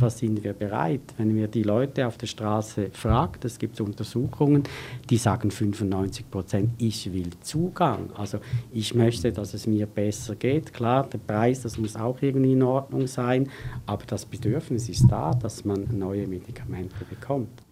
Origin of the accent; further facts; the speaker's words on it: Switzerland; ich bin ja auch ein Schweizer